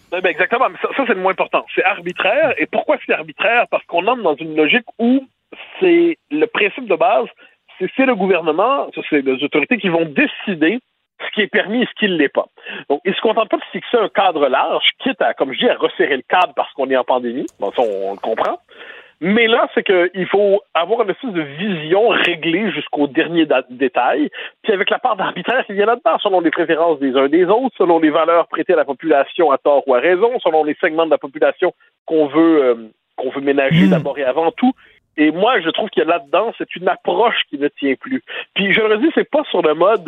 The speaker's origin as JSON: {"language": "French", "region": "Quebec", "country": "Canada", "said": "On est des Québécois"}